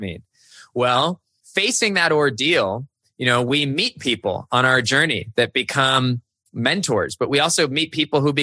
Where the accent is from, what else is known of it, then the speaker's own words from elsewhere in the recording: San Jose, California, United States; moved away; I grew up in San Jose, California, where there were no seasons.